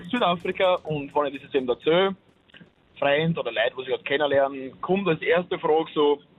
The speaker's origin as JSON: {"language": "German", "country": "Austria", "said": "Ja, ich bin ein Österreicher."}